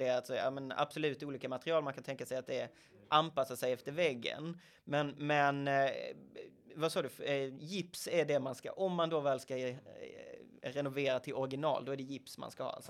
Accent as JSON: {"language": "Swedish", "country": "Sweden", "said": "Men vi är väldigt trendkänsliga svenskar."}